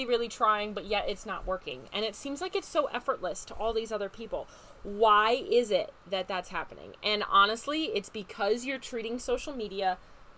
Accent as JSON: {"language": "English", "region": "Wisconsin", "country": "United States", "moved": "yes", "said": "I am from Wisconsin. I'm a Wisconsin girl at heart"}